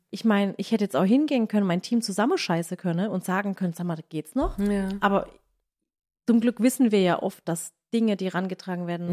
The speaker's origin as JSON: {"language": "German", "region": "Baden-Württemberg", "country": "Germany", "accent": "Badisch", "said": "badisch von uns"}